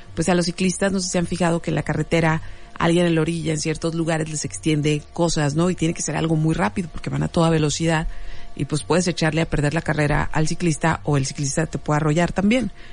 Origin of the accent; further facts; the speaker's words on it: Mexico; las personas que crecimos en los ochentas en México